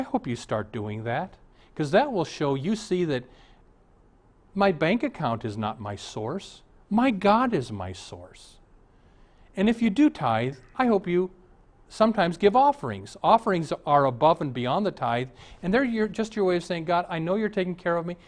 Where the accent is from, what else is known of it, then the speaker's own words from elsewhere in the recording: Omaha, Nebraska, United States; I was raised in Omaha, and my dad was rather an important man in Omaha